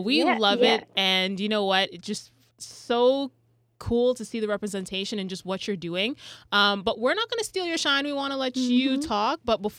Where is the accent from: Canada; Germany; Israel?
Canada; I swear I'm Canadian